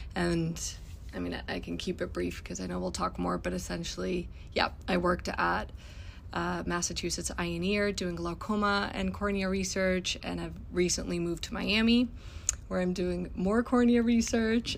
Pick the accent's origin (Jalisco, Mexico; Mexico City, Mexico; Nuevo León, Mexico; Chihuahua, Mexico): Mexico City, Mexico; moved away as an adult; now in United States; I'm originally from Mexico City. I went to medical school back home